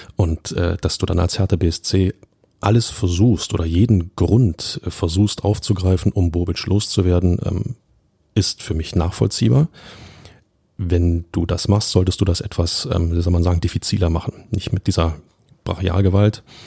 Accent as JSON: {"language": "German", "region": "Berlin", "country": "Germany", "tie": "born or raised there", "said": "als Urberliner"}